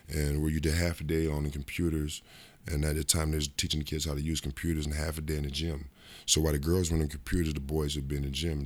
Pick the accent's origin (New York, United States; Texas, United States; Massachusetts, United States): New York, United States; Rochester; moved away; also born or lived in Cincinnati; my hometown, Rochester, New York